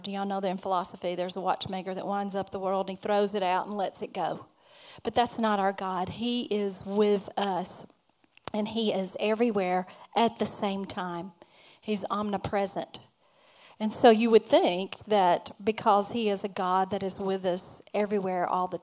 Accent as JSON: {"language": "English", "region": "Alabama", "country": "United States", "said": "I'm from Alabama. So, and happy to be. We're Alabamians"}